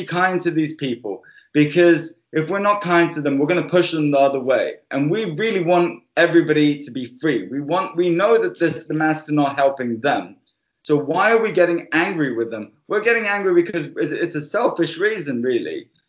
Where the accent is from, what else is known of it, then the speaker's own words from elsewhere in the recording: Cyprus; also born or lived in United Kingdom; I was raised both in the UK and I was raised in Cyprus. And when I went to Cyprus when I was 7 years old